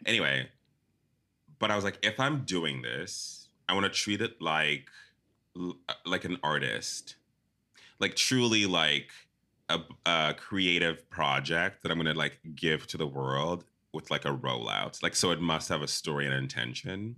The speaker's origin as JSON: {"language": "English", "country": "South Africa", "tie": "born or raised there", "also_born_or_lived": "Zimbabwe", "moved": "yes", "said": "I was born in Zimbabwe, grew up in South Africa"}